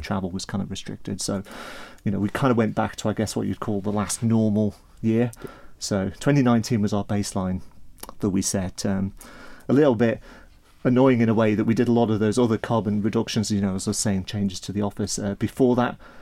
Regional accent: Isle of Man; I'm from the Isle of Man originally

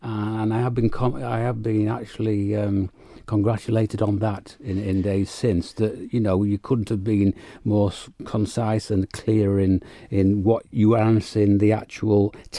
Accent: United Kingdom; moved away; obviously I came here from the United Kingdom, so know all about the various forms that those parties have gone through

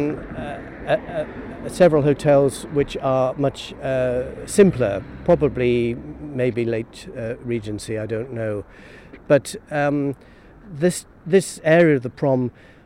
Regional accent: Douglas, Isle of Man; the houses along where I was born in the Grasmere

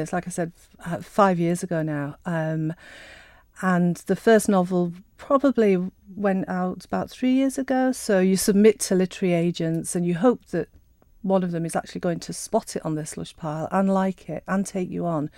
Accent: Sheffield, Yorkshire and the Humber, United Kingdom; moved away; I was born and raised in Sheffield.

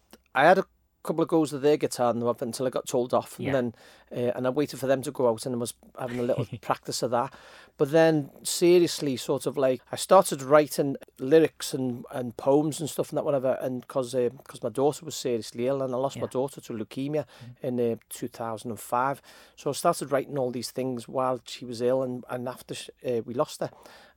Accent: Liverpool, North West England, United Kingdom; Quite aware, to be honest with you. I mean, I've got many brothers, always music getting played in the house

